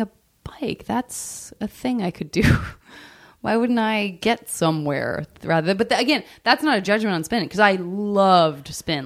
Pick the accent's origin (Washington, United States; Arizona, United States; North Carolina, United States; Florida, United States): Arizona, United States; now in Los Angeles, United States; I'm from Arizona